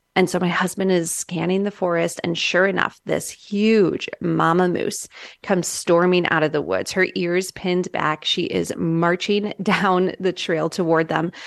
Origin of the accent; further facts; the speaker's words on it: Midwest, United States; moved away; I'm from the Midwest originally